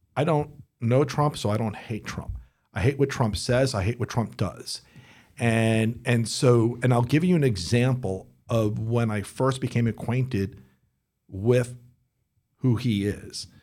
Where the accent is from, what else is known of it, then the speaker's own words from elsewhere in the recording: United States; I'm an American